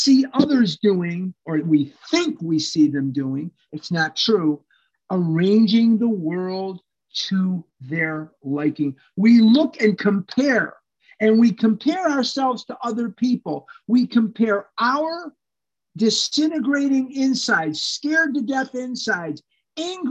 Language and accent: English; Chicago, Illinois, United States; I was born and raised here in Chicago.